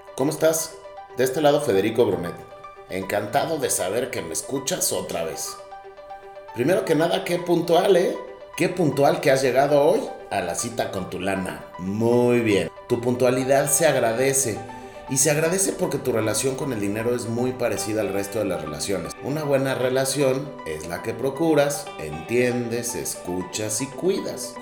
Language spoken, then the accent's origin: Spanish; Mexico; yo soy mexicano